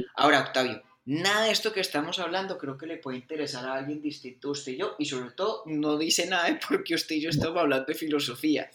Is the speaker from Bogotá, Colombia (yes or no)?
yes; Bogotá, Colombia; also born or lived in Pensilvania, Caldas; Yo nací en Bogotá, pero eso, sí, yo nací en Bogotá.